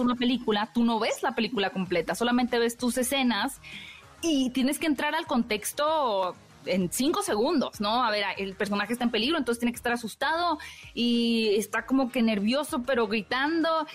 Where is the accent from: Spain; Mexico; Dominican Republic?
Mexico; Hermosillo, Sonora; yo soy norteña de Hermosillo